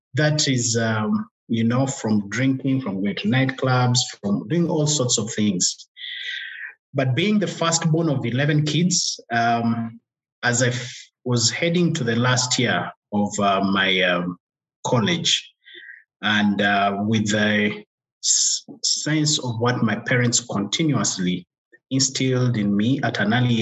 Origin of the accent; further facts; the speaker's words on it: Uganda; English is a second language; moved away as an adult; now in Rwanda; So I was born in Uganda. So I grew up there, speaking Luganda as a local language there